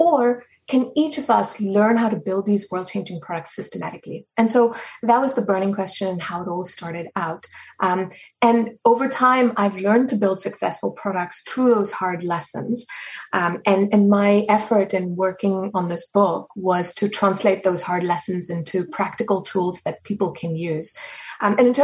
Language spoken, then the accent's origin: English; South Africa; now in Boston, United States; I'm a South African citizen